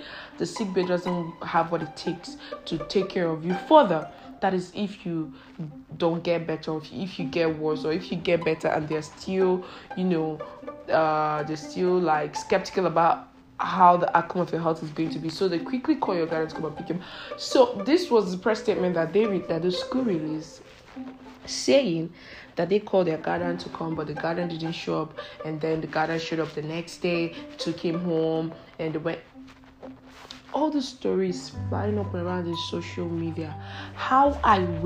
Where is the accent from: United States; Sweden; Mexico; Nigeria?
Nigeria; I am Nigerian